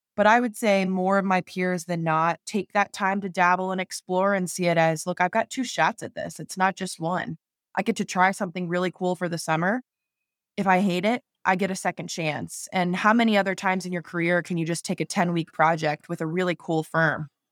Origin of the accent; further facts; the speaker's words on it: North Carolina, United States; I grew up in North Carolina and just love the Southeast